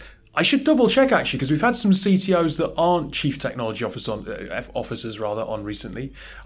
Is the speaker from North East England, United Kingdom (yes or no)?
yes; the North East, North East England, United Kingdom; moved away; I'm from the Northeast, so it's quite nice to come back home.